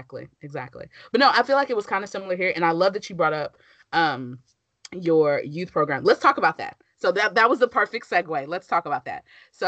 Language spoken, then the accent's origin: English; Texas, United States; born or raised there